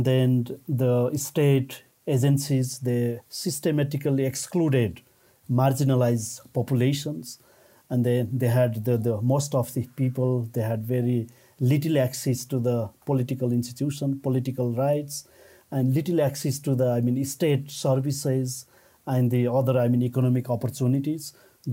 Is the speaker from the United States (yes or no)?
no; Nepal; I'm from Nepal